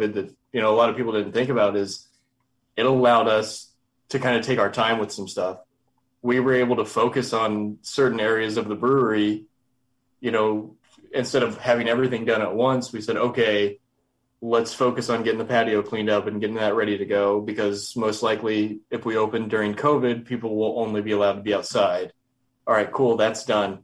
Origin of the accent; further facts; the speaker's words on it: Kansas City, Missouri, United States; moved away as an adult; now in El Paso, United States; I'm originally from Kansas City